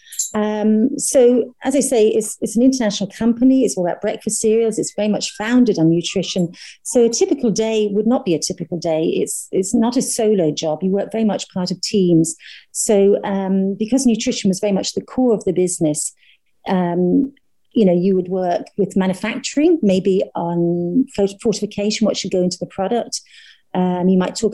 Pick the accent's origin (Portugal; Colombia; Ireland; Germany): Ireland; also born or lived in Dublin; I'm Irish. So I did all my training in Dublin.